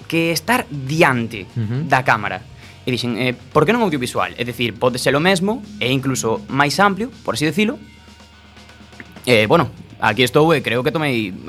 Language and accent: Galician; A Coruña, Galicia, Spain; eu son daqui, da Coruña, concretamente de Iris.